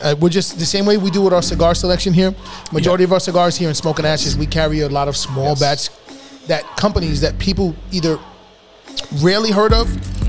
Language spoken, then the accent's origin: English; New York City, New York, United States; also born or lived in Yonkers; I know I grew up in the Bronx. We all know that we all lived and grown up between the Bronx and Yonkers.